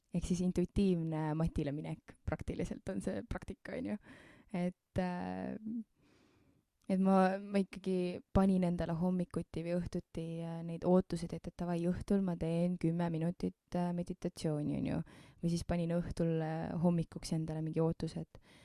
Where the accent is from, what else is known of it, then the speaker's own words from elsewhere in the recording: Keila, Harju County, Estonia; ma sündisin Keilas